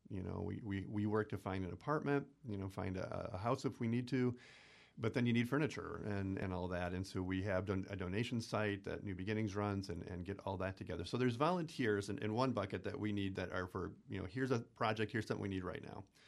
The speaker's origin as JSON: {"language": "English", "town": "Stevens Point", "region": "Wisconsin", "country": "United States", "said": "I'm from Point."}